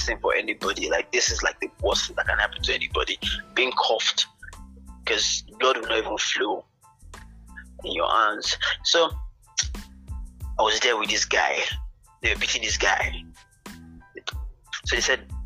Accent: Agbor, Delta, Nigeria; I was from Delta State, Agbo

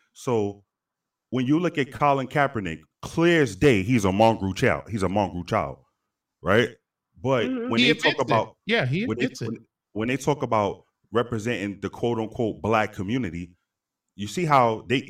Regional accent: New York City, New York, United States; So I remember growing up in New York City, and I would hear dark-skinned women call light-skinned women a high yellow bitch.

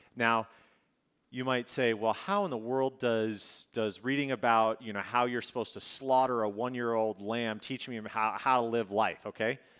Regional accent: northern Minnesota, United States; moved away; also born or lived in California; I grew up in Minnesota

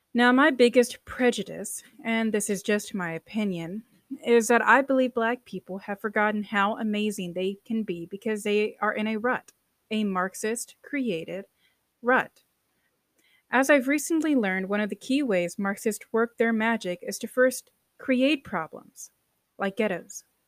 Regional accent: United States; I'm American, a true American

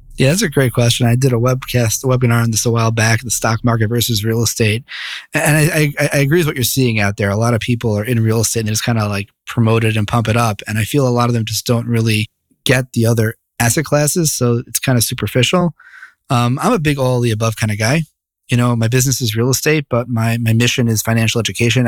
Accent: Bergenfield, New Jersey, United States; moved away as an adult; also born or lived in New York City; now in Jerusalem, Israel; I grew up in northern Jersey, a little town called Bergenfield.

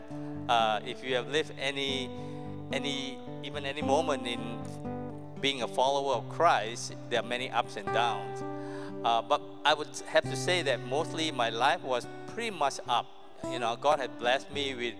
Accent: Malaysia; moved away; I grew up in Malaysia, not here

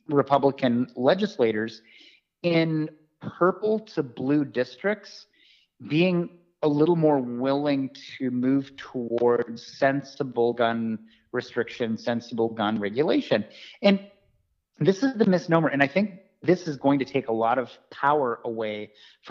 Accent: Montana, United States; my home state of Montana

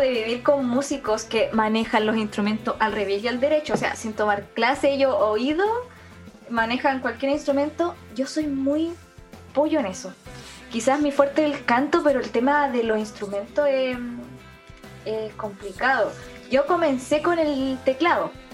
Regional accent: Punitaqui, Coquimbo, Chile; first language Spanish; Yo soy de Punitaqui, la cuarta región

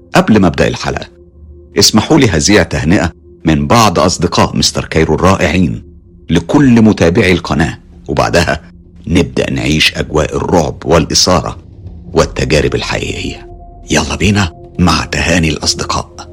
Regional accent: Morocco; من المغرب

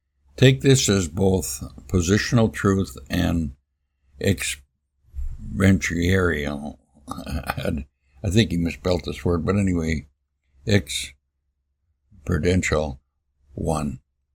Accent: Milwaukee, Wisconsin, United States; I was born and raised in Sud City, they called it, the beer capital of the world, Milwaukee, Wisconsin.

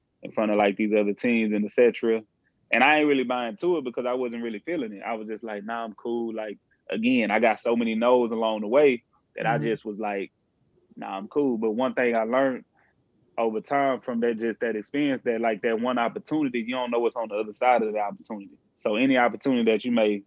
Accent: Houston, Texas, United States; I'm from Ailey, Texas, Houston to be exact. Ailey, kind of like the inner city, so to speak. I grew up single parent household

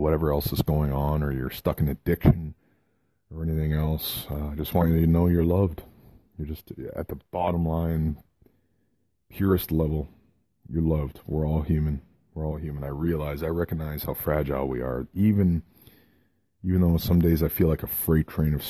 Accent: Kitchener, Ontario, Canada; the hospital in Kitchener, Ontario, Canada, my hometown, Waterloo, Kitchener

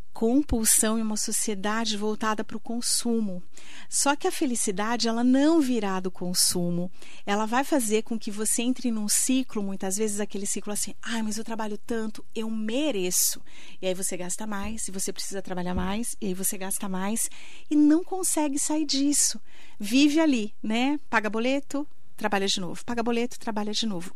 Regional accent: Itaquaquecetuba, São Paulo, Brazil; moved away as an adult; also born or lived in Mogi das Cruzes; now in São José dos Campos, Brazil; Eu sou lá de Itacoaquecetuba, meu pai vendedor, minha, meu pai é taxista, minha mãe vendedora

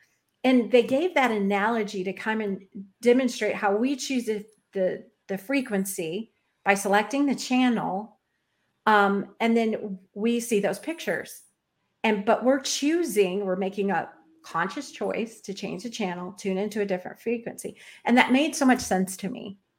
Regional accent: Florida, United States; And I'm from here. I was born in Florida.

